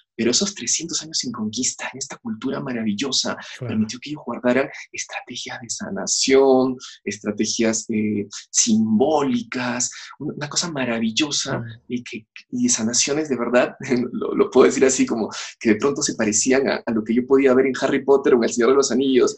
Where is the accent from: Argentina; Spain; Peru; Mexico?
Peru; yo soy peruano